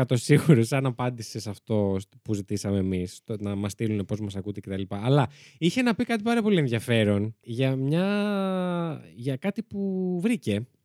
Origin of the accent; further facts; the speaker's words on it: Koropi, Attica, Greece; Έχω να σα πω ότι όταν ήμουν μικρή, έμενα στο Κοροπή, στο Σέσι και εκεί σε μια μικρή εκκλησία, στον Άγιο Αντρέα, ήταν ένα πτώμα